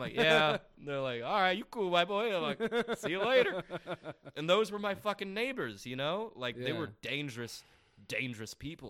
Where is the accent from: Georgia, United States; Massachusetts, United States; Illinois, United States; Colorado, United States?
Colorado, United States; Highlands Ranch; also born or lived in Ontario, California; I grew up in Highlands Ranch, in Colorado, like super safe, super fucking like white collar.